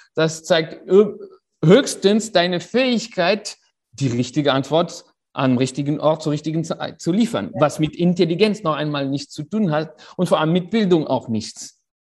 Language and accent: German; Paris, Île-de-France, France; ich bin in Paris auf die Welt gekommen äh, und dort aufgewachsen